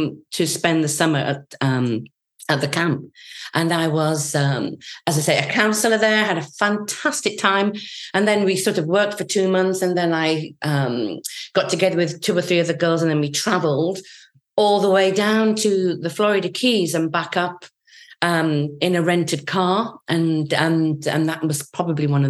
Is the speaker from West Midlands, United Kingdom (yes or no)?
no; Yorkshire and the Humber, United Kingdom; I was born and brought up in Yorkshire